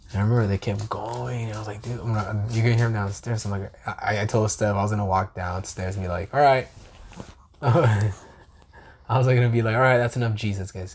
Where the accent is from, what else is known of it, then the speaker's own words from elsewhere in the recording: California, United States; I'm from California